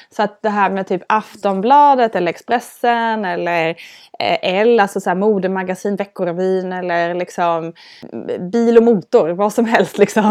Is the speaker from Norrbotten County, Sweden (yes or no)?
no; Älmhult, Kronoberg County, Sweden; Jag är uppvuxen i Älmhult